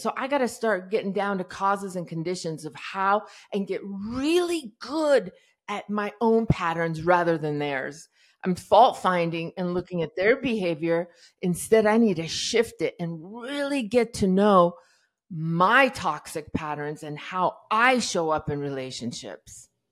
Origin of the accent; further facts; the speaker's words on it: Iran; I was born in Iran in, uh, during the revolution